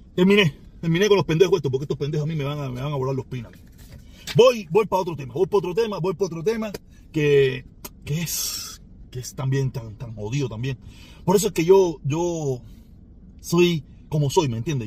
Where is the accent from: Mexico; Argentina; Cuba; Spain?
Cuba; now in Miami, United States